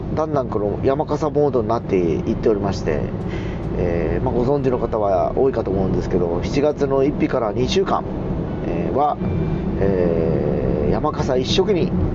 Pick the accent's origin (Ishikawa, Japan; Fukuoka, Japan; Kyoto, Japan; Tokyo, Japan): Fukuoka, Japan; 福岡市に住んでた人間なんでね。しかもあの、福岡城から西側に住んでた子供なんで